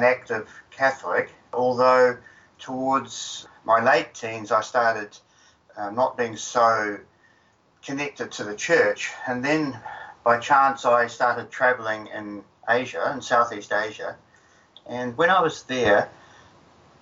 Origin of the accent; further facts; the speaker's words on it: New Zealand; I grew up in New Zealand